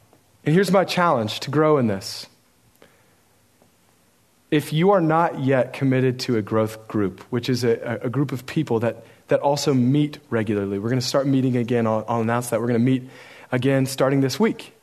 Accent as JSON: {"language": "English", "region": "Oregon", "country": "United States", "tie": "born or raised there", "said": "I grew up in Oregon"}